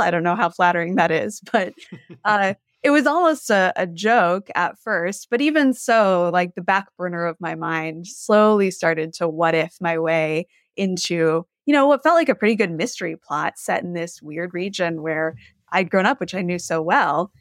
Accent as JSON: {"language": "English", "region": "Gulf Coast of Texas", "country": "United States", "tie": "born or raised there", "moved": "yes", "said": "I grew up on the Gulf Coast of Texas"}